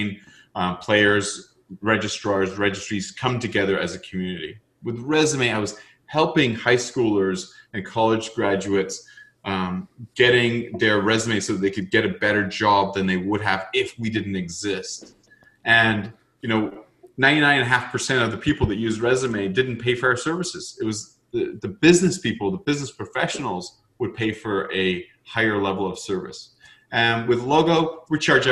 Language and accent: English; Canada; being Canadian